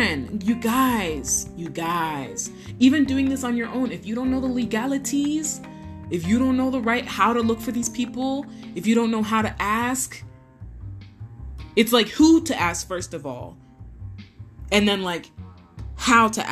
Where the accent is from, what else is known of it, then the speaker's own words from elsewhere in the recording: United States; I'm obviously American